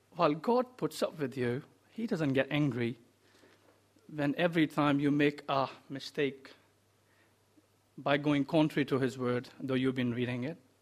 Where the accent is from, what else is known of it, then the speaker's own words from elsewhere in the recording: India; moved away; I come from India